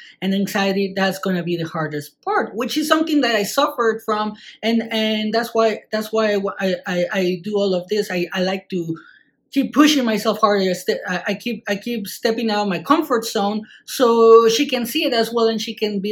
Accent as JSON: {"language": "English", "country": "Mexico", "said": "I'm from Mexico"}